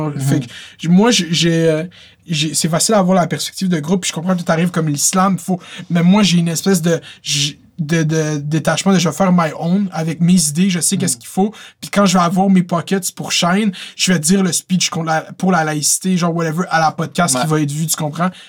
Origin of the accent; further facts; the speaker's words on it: Laval, Quebec, Canada; j'ai tout le temps dit que je venais de Laval